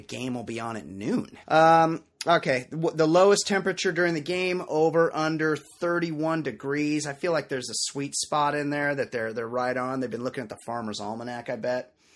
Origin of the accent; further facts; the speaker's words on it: West Coast, United States; growing up on the West Coast, where I'm from